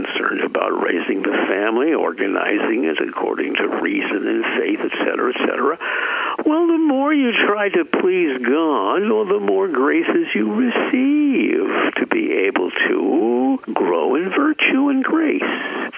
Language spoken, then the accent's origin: English; San Francisco, California, United States; Born and raised in San Francisco, city by the Golden Gate.